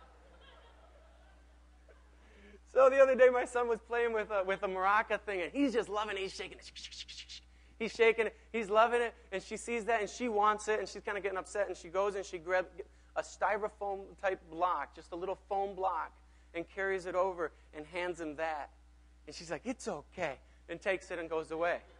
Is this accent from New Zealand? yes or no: no; Mexico; now in Minneapolis, United States; I grew up in Mexico